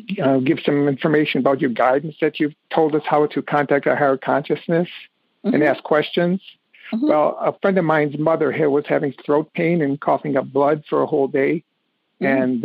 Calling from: Birmingham, Michigan, United States; I'm calling from Birmingham, Michigan.

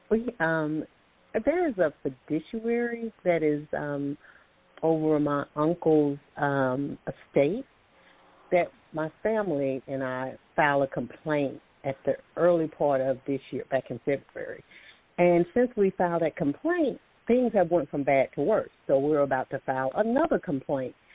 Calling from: Alabama, United States; Thank you both for taking my call. I'm calling from Alabama.

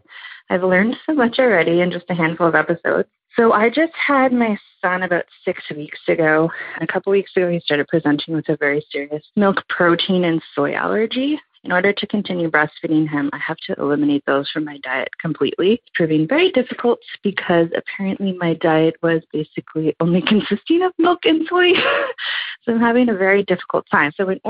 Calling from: Ottawa, Ontario, Canada; I'm calling from Ottawa, Ontario, Canada.

